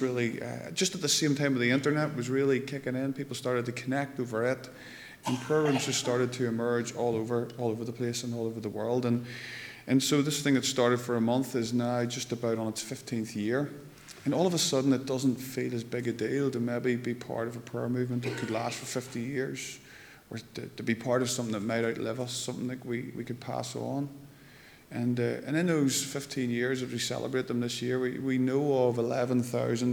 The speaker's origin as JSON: {"language": "English", "town": "Lurgan", "region": "Northern Ireland", "country": "United Kingdom", "lives_now": "Moira, United Kingdom", "said": "I come from Lurgan. I live in Moira now, which is sort of upper Lurgan"}